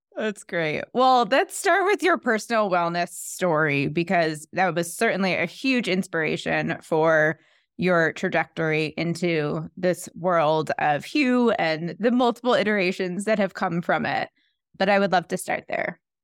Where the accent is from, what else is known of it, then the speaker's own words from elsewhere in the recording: New York, United States; as a New Yorker